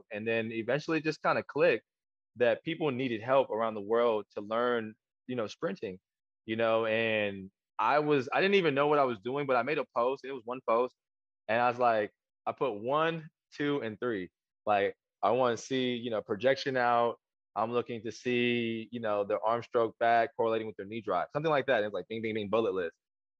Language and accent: English; South Korea; I'm Korean, so my mom just kind of built me that way. I was born in Korea.